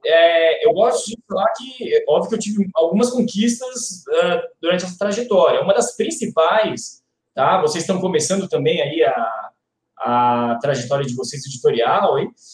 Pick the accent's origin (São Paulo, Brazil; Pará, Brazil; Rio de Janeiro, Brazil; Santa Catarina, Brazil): São Paulo, Brazil; moved away; also born or lived in Curitiba; eu também sou de São Paulo